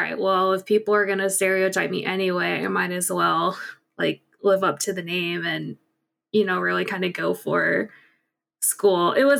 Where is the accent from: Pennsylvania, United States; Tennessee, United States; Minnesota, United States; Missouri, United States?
Missouri, United States; St. Louis; also born or lived in Seoul, South Korea; I was adopted at 4 months old from Seoul, South Korea. I was adopted to a very Irish Catholic family in St. Louis, Missouri. Grew up very Irish Catholic, grew up pretty white, pretty sheltered.